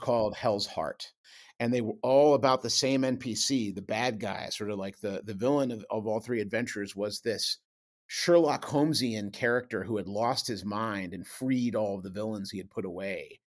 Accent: Buffalo, New York, United States; I grew up in Buffalo

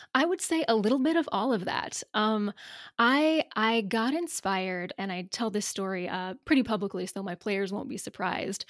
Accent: the South, United States; we're both from the South

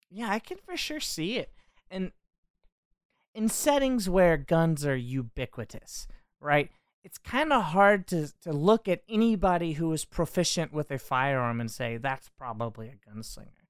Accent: United States; as an American

